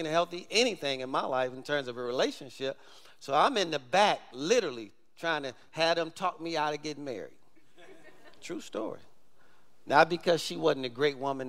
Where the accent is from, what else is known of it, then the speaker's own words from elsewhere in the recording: Michigan, United States; moved away; we grew up in Michigan, I actually know how to drive in ice and snow